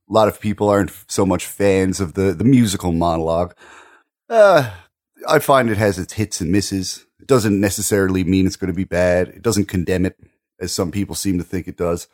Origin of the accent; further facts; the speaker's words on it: Maritime provinces, Canada; as a Canadian